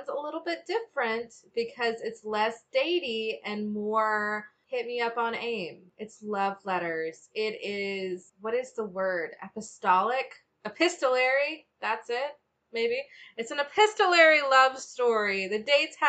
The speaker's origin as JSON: {"language": "English", "country": "United States", "said": "we're American"}